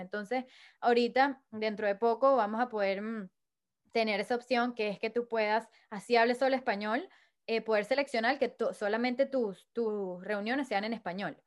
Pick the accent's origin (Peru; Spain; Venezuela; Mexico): Venezuela; Caracas, Capital District; soy de Venezuela." Me dijo, "¿Qué parte de Venezuela?" Le dije, "Caracas."